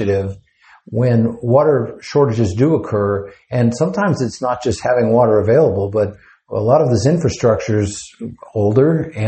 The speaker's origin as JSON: {"language": "English", "town": "Fort Worth", "region": "Texas", "country": "United States", "said": "I'm actually from Fort Worth"}